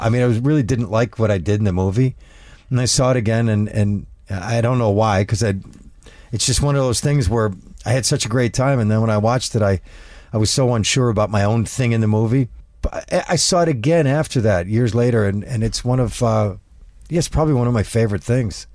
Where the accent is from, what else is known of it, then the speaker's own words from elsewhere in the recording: upstate New York, United States; moved away as an adult; now in Prague, Czech Republic; I took him back to my hometown